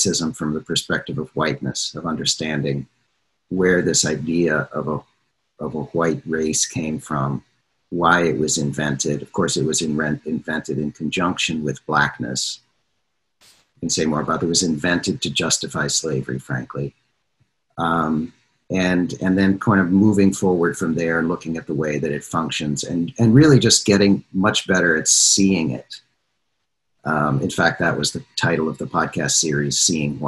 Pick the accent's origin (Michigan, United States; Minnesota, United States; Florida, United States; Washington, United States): Minnesota, United States; growing up in a smallish town in Minnesota in the 70s and so on, which was a virtually entirely white place